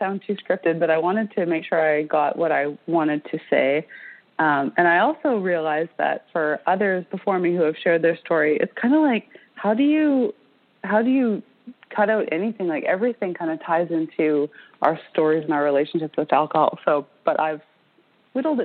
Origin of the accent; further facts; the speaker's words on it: British Columbia, Canada; I grew up in British Columbia on the west coast of Canada.